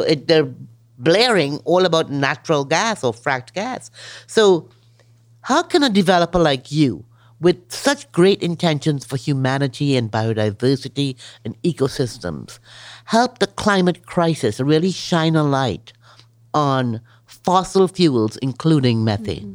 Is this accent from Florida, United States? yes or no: yes; Miami, Florida, United States; also born or lived in Trinidad; Miami, my hometown